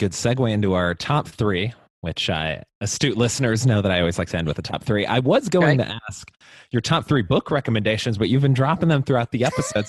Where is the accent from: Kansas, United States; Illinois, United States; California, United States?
Illinois, United States; Chicago; The Eisenhower Expressway growing up in Chicago.